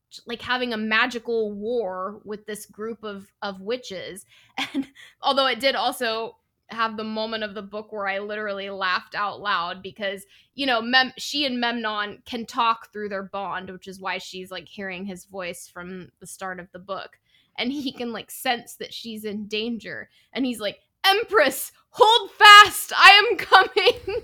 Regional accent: Northern California, United States; I'm from Northern California

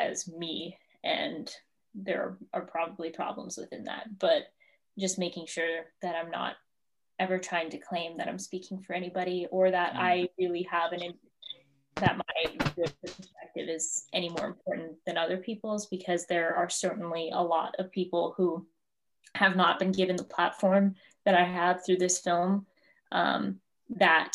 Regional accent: South Dakota, United States; accent: South Dakotan; also born or lived in Cheyenne River; I actually have a friend who reams me constantly at Stanford for my South Dakotan accent

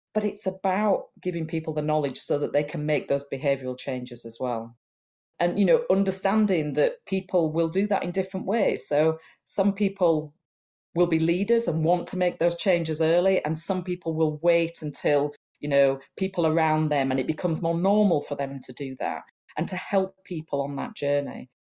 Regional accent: Huddersfield, Yorkshire and the Humber, United Kingdom; I was born in Huddersfield in Yorkshire, which is in the north of England

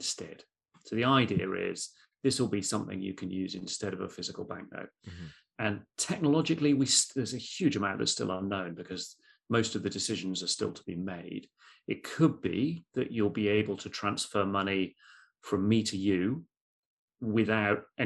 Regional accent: United Kingdom; as a Brit

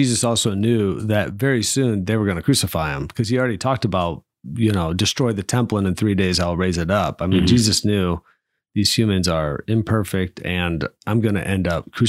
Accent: South Bend, Indiana, United States; now in Fort Wayne, United States; I'm from Holy Family Parish on the west side of South Bend. And here I find myself in the inner city, Fort Wayne.

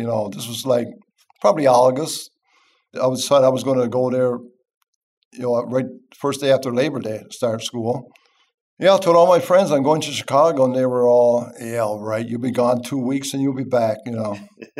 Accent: Newfoundland and Labrador, Canada; I'm from Canada.

